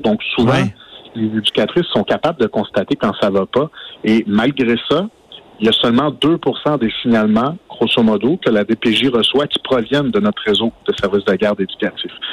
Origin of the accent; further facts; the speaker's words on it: Outaouais, Quebec, Canada; chez nous, en Outaouais